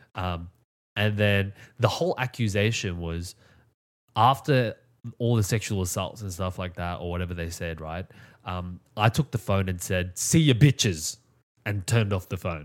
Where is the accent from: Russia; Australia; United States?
Australia; I come from Australia